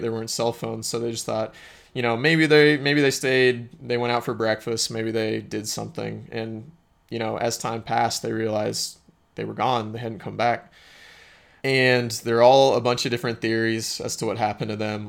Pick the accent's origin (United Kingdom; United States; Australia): United States; Springfield, Missouri; my hometown in Springfield, Missouri